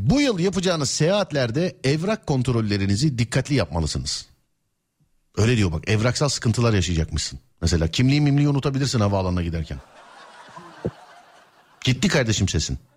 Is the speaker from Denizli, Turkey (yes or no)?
yes; Denizli, Turkey; Abi ben Denizli'nim. Denizli'den.